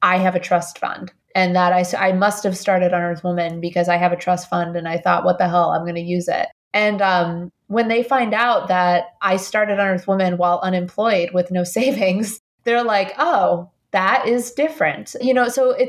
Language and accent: English; Colombia; also born or lived in Indiana / New York; now in United States; I'm an immigrant from Colombia.